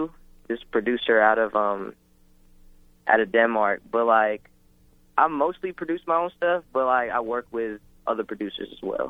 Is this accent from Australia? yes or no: no; Philippines; I'm Filipino.